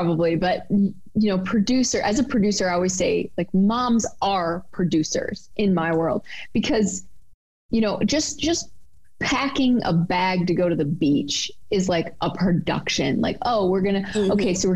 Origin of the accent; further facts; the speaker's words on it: Michigan, United States; moved away as an adult; also born or lived in New York City; I'm from Michigan originally, went to school in Detroit, and then went to New York City after I graduated